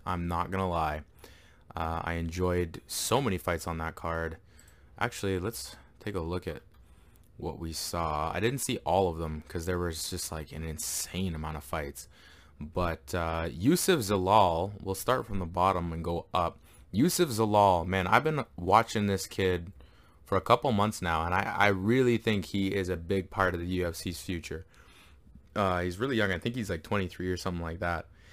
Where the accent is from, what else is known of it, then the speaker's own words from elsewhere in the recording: Canada; I am Canadian